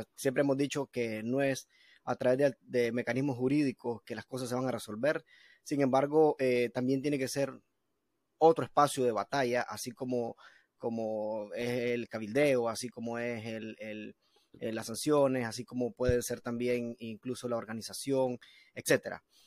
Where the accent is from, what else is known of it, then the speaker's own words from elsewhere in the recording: Nicaragua; nosotros como nicaragüenses